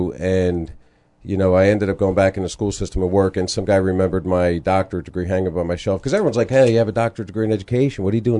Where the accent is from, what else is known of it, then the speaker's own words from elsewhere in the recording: Wall Township, New Jersey, United States; That was my hometown as well. I taught there, grew up there, went to school there, everything.